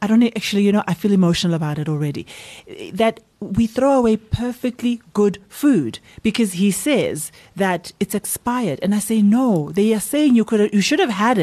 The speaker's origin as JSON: {"language": "English", "country": "Guatemala", "said": "I come from Guatemala"}